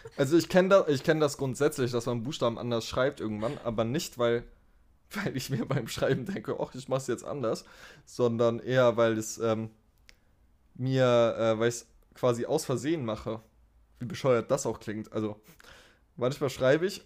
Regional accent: Germany; du kommst aus Deutschland, oder? Und ich dachte so, okay, mein Akzent fällt wieder auf

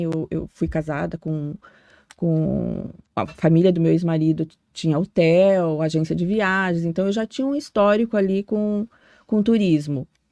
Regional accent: Foz do Iguaçu, Paraná, Brazil; also born or lived in Cianorte, Paraná; Nasci no norte do Paraná, nasci em Cianorte. E, mas eu sou muito mais de Foz do que qualquer, qualquer outro lugar, né? Me considero daqui. Eu vim com a minha família é, mais de 30 anos, mais.

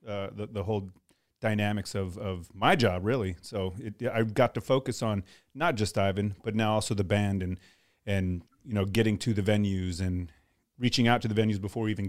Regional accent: Texas, United States; also born or lived in Colorado Springs, Colorado / Coronado, California; now in Montgomery, United States; I was born in Texas

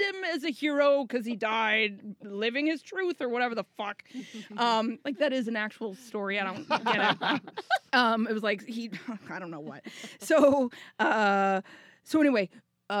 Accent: Minnesota, United States; I grew up in Minnesota, which is super Lutheran

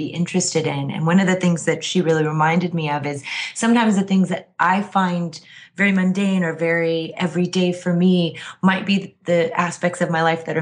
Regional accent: Kansas City, Missouri, United States; moved away as an adult; also born or lived in New York / Boston / San Francisco / Philadelphia; now in Los Angeles, United States; I grew up in Kansas City, went to school in New York, spent a brief amount of time in Boston

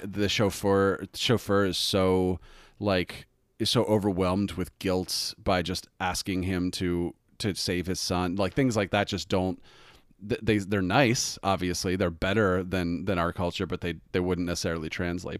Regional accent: United States; we as Americans

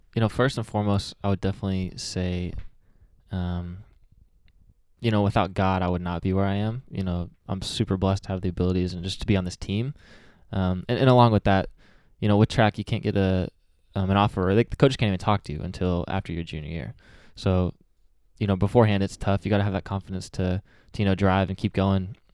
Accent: Springdale, Arkansas, United States; also born or lived in Malawi; I grew up here in Springdale, went to Harbor High School, um, you know, later in life, but grew up here all the way till I was about twelve years old

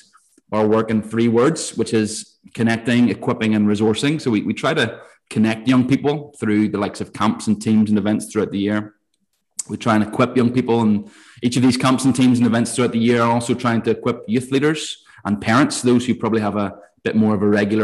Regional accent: Ballymena, Northern Ireland, United Kingdom; moved away as an adult; now in Bangor, United Kingdom; I am originally from Ballymena, which is towards the north of Ireland

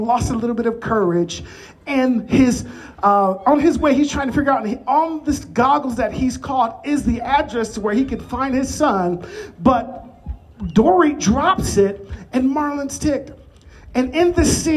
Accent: Chicago, Illinois, United States; moved away; I'm originally from Chicagoland.

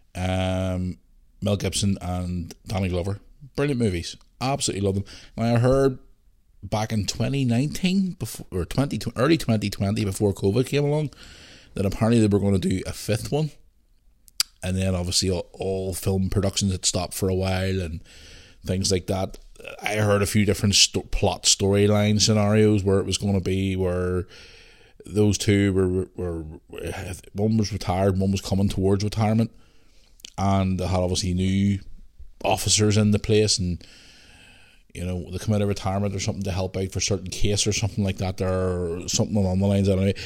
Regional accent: Belfast, Northern Ireland, United Kingdom; growing up in Belfast during the Troubles

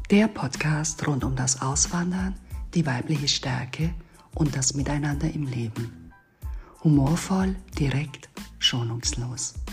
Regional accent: Bavaria, Germany; moved away as an adult; now in Turkey; Ich bin eine bayerische Schwäbin, ich komme aus dem Augsburger Raum, bin dort auf dem äh, Land aufgewachsen, habe dort dann auch gelebt bis ich dann eines Tages beschlossen habe, ja auch mein Haus zu verkaufen und mich hier in die Türkei aufzumachen

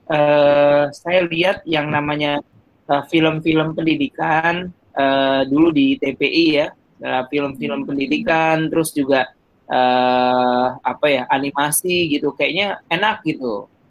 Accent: East Jakarta, Jakarta, Indonesia; Saya, asal saya Jakarta. asal Jakarta Timur

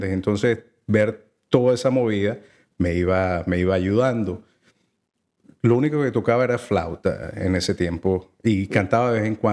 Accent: Mérida, Venezuela; yo soy de los Andes de Venezuela, una ciudad que se llama Mérida. Allí nací.

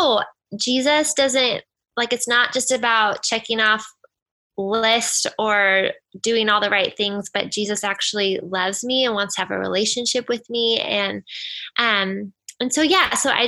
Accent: United States; So I grew up in Washington and I'm an only child

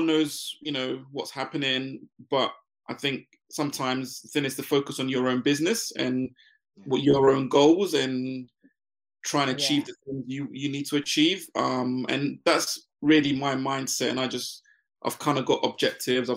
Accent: London, United Kingdom; also born or lived in Ghana; I moved to the UK to join my mum.

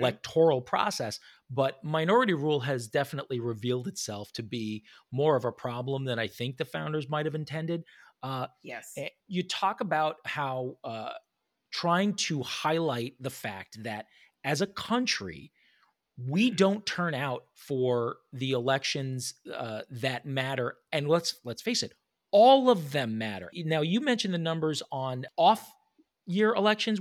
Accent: New York City, New York, United States; also born or lived in Southern California; now in Charlotte, United States; I grew up in New York City

